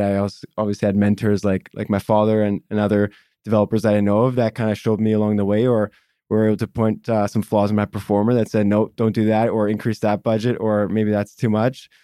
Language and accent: English; Vancouver, British Columbia, Canada; one of the rare kinds of local Vancouverites that was born and raised in Vancouver and still in Vancouver